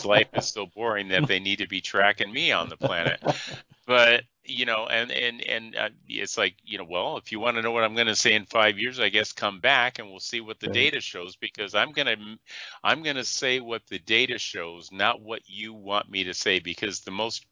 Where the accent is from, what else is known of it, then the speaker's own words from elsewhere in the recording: Iowa, United States; the size city I grew up in Iowa